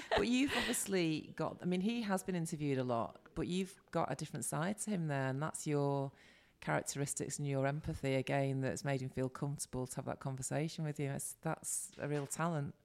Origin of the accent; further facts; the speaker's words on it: Salford, North West England, United Kingdom; accent: Manc; I'm from Salford